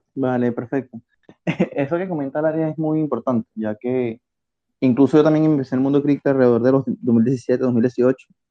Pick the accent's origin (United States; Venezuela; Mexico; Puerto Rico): Venezuela; also born or lived in Spain; now in Barcelona, Spain; yo soy de Venezuela